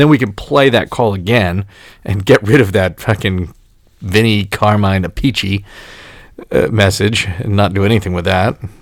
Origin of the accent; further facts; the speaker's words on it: New York City, New York, United States; also born or lived in Brooklyn; now in Middletown, New Jersey, United States; I was born and raised in Staten Island